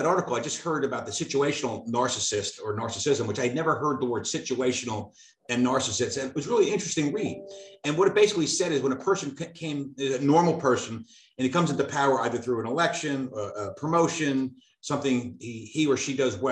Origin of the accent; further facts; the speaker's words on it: Cedar Grove, New Jersey, United States; I was from Cedar Grove.